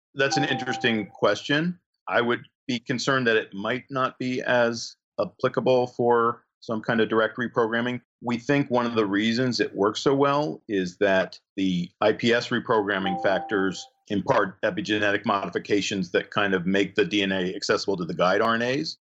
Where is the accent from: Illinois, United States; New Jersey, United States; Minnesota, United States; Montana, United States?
New Jersey, United States; moved away as an adult; also born or lived in California / Connecticut; now in Michigan, United States; I grew up in New Jersey